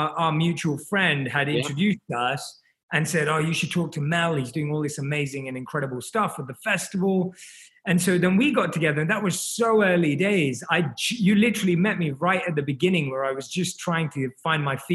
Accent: London, United Kingdom; moved away as an adult; now in Los Angeles, United States; I was born and raised in London, and I grew up in London.

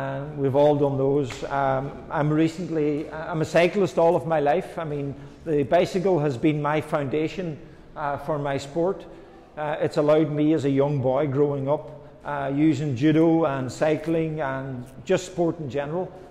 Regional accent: Ireland; accent: Irish; I'm Irish

